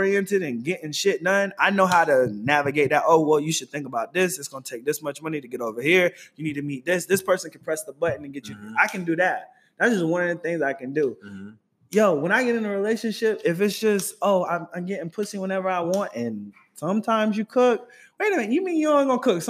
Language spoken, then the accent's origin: English; Raleigh, North Carolina, United States; moved away; also born or lived in Atlanta; I'm from Raleigh. I'm from Raleigh, North Carolina